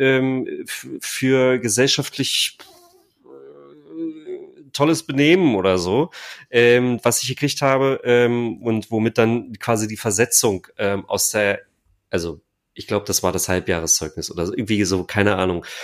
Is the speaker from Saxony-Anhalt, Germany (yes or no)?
yes; near Stendal, north of Magdeburg, Saxony-Anhalt, Germany; also born or lived in East Germany (GDR); ich bin in der Nähe von Stendal aufgewachsen. So, ähm, also nördlich von Magdeburg